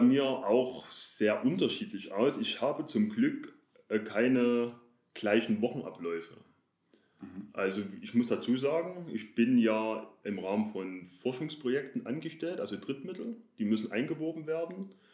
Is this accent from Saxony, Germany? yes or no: yes; Chemnitz, Saxony, Germany; also born or lived in Dresden; ich komme aus Chemnitz, also ist das Erzgebirge nicht weit. In der Umgebung Chemnitz oder Großraum Erzgebirge waren wir, meine Familie und ich, oft wandern.